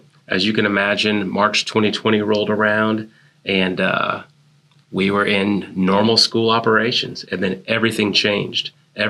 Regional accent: Hawaii, United States; And that's where I ended up graduating high school. So as you can imagine, growing up in Hawaii, that was a hard time.

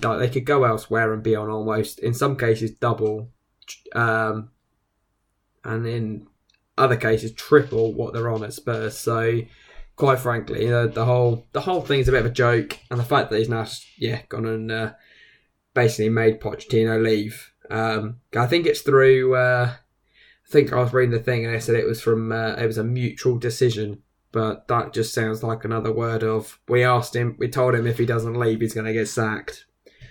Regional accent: England, United Kingdom; we're English

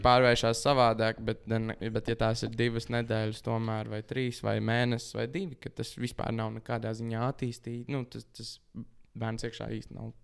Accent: Latvia; mēs esam latvieši

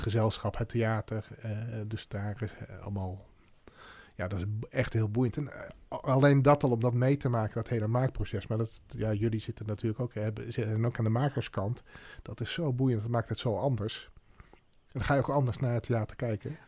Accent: Arnhem, Gelderland, Netherlands; toen ik in Arnhem woonde

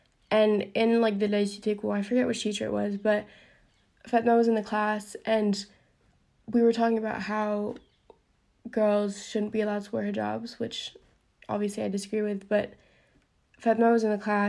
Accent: United Kingdom; also born or lived in Italy; now in United States; because I live in the US, and I'm British, and Italian

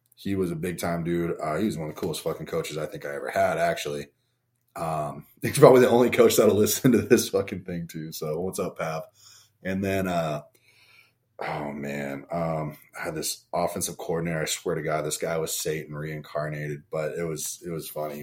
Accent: Bigfork, Montana, United States; also born or lived in Huntington Beach, California / Bakersfield, California; I was born in Huntington Beach, moved to Bakersfield, then I moved to Big Fork, Montana when I was five

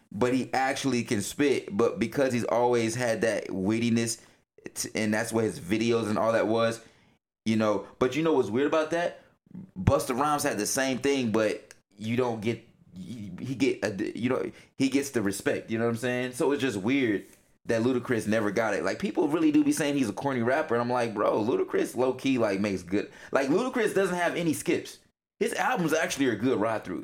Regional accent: the South, United States; moved away; I'm from the South you know, if everybody knows me, they know I'm from the South. I may not, you know, be there right now, but I'm always gonna rep

